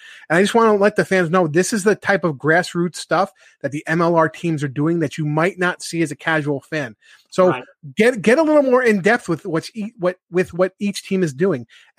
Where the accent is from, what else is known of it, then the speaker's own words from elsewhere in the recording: New York, United States; as a New Yorker